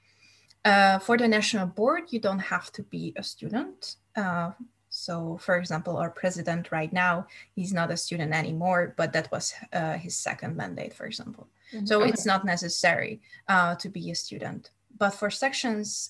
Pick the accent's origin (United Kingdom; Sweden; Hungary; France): Hungary; English is a second language; moved away as an adult; also born or lived in United States; now in Denmark; I'm from Hungary